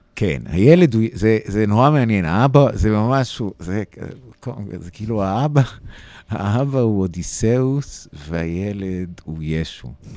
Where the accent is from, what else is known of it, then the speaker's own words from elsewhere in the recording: United States; now in Israel; אני נולדתי באמריקה, אני חייתי הרבה מהחיים שלי ב, בארצות הברית